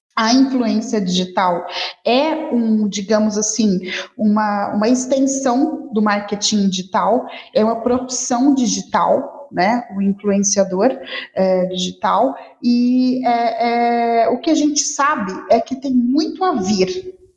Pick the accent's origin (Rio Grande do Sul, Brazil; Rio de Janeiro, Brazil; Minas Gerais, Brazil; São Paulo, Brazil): Rio de Janeiro, Brazil; now in Campo Grande, Brazil; Sou carioca, mas adoro morar aqui em Campo Grande